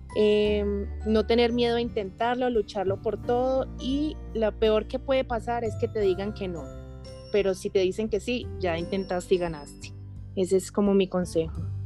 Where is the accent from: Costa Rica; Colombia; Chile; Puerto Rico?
Colombia; Medellín, Antioquia; moved away; also born or lived in Bogotá / Barranquilla; nací en Bogotá, pero viví en Medellín